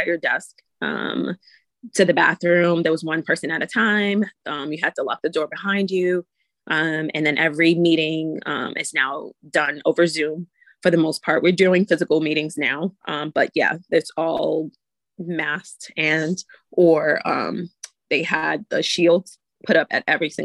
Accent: New York City, New York, United States; also born or lived in Far Rockaway, New York; I'm from New York City, raised and born in the Bronx, and I live in Far Rockaway, New York

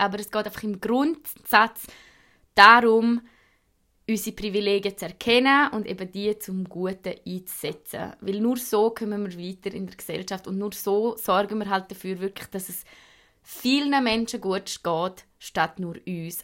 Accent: Switzerland; ich bin weiß, also bin ich Schweizerin

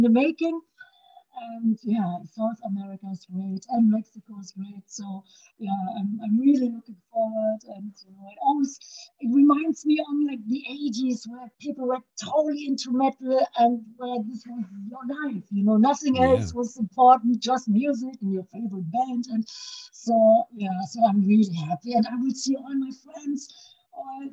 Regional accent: Düsseldorf, North Rhine-Westphalia, Germany; my hometown, Düsseldorf in Germany

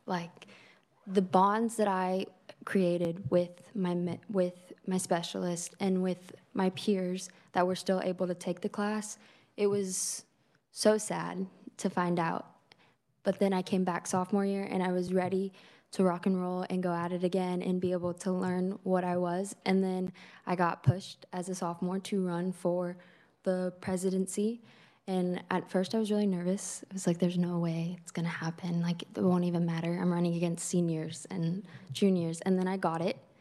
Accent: Greensburg, Kansas, United States; I'm from Greensburg, Arkansas County

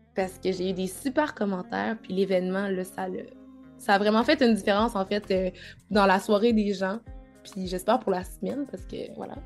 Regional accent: Quebec, Canada; also born or lived in Cameroon; je suis née au Cameroun et j'ai vécu là jusqu'à l'âge de 5 ans avant de, de venir euh, au Canada avec ma maman

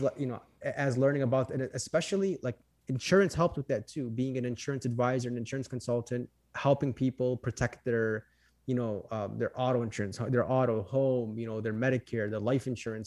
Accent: Chicago, Illinois, United States; I am from Chicago, Illinois. Um, born and raised here, lived here my whole life

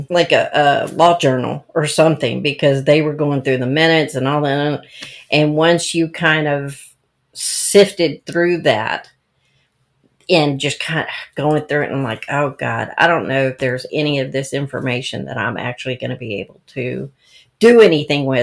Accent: Ocean Springs, Mississippi, United States; I I I say I grew up in Ocean Springs, Mississippi.

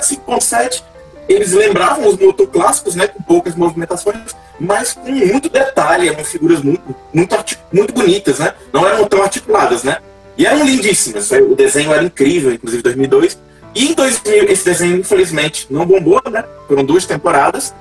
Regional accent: Icó, Ceará, Brazil; Eu sou de Icó, Ceará, passado do interior do interior do interior.

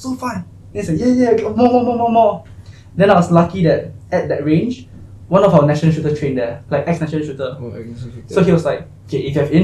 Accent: Johor Bahru, Johor, Malaysia; also born or lived in Singapore; I'm from Johor Bahru

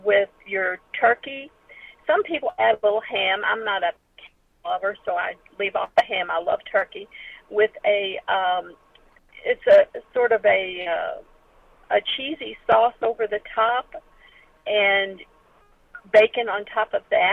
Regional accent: Kentucky, United States; I'm from Kentucky

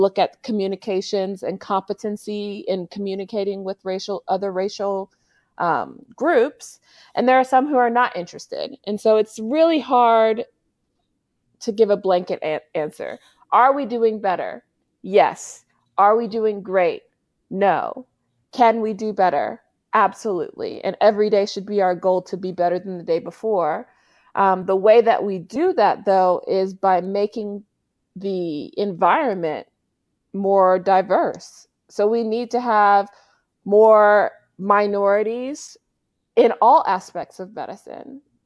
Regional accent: Little Rock, Arkansas, United States; moved away as an adult; also born or lived in Maine / Fayetteville, Arkansas; now in California, United States; I'm originally from Little Rock, Arkansas, born and raised

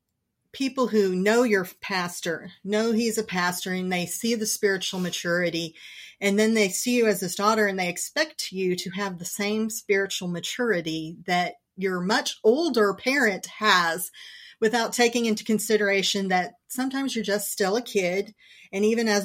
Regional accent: California, United States; now in Houston, United States; I was born and raised in California

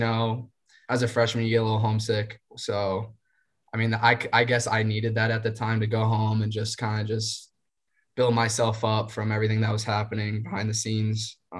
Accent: Lawton, Virginia, United States; moved away as an adult; also born or lived in Hempstead, New York; I'm from Lawton, Virginia. So from Lawton, Virginia up into Hempstead, New York on Long Island.

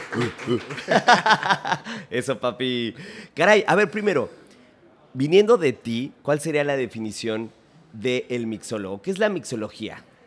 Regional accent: Mexico; Yo como mexicano, como tu paisano, como tu carnal de barrio desde que éramos así

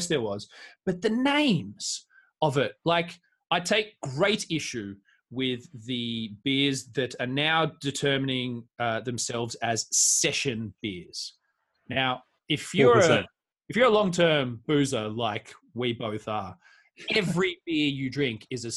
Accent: Australia; now in West Midlands, United Kingdom; I'm Australian

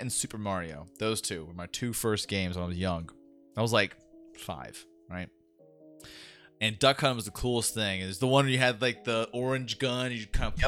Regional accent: Florida, United States; I grew up in Florida

